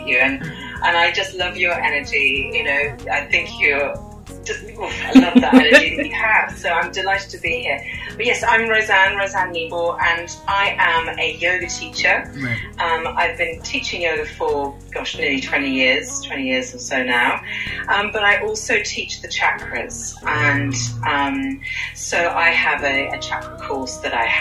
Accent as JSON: {"language": "English", "country": "United Kingdom", "accent": "British", "said": "I'm from the UK, unless you couldn't tell from my accent. Very British"}